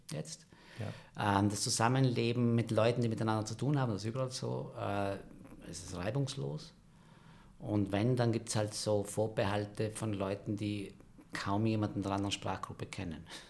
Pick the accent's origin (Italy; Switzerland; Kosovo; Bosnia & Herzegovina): Italy; a side valley of Merano, South Tyrol, Trentino-Alto Adige; moved away as an adult; also born or lived in Italy (studied); now in Vienna, Austria; Ich bin geboren in Meran, aber bin aufgewachsen in einem Seitental